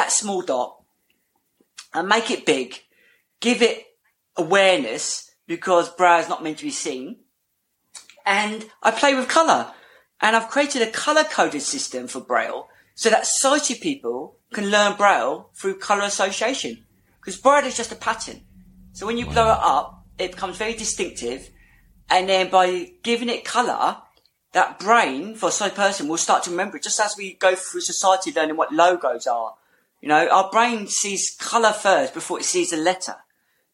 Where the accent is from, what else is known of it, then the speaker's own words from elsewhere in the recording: Portsmouth, South East England, United Kingdom; I'm from Portsmouth